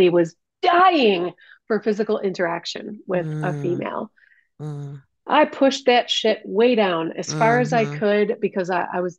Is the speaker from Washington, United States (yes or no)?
no; Detroit, Michigan, United States; I grew up in Detroit. I grew up in the city of Detroit